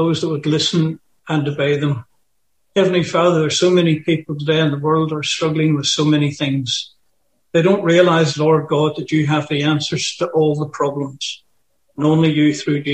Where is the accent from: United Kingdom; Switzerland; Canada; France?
United Kingdom; Bangor, Northern Ireland; moved away as an adult; now in Australia; I'm from Bangor in County Down in Northern Ireland. I've been here over 40 years